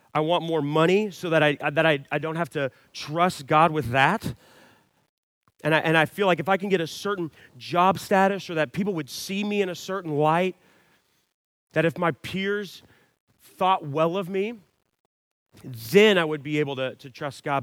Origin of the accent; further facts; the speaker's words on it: Dallas, Texas, United States; I was born and raised in the Dallas area